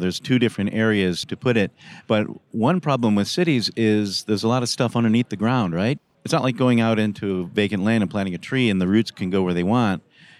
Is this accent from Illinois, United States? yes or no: yes; Chicago, Illinois, United States; I'm from Chicago and I've been to Detroit